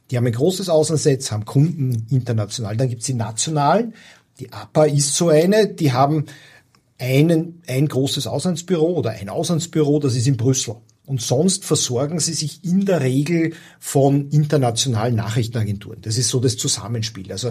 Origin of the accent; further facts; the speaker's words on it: Austria; Also als als Österreicher fährst du ja, wirst du ja im Urlaub sozialisiert in diesen oberitalienischen Badeorten.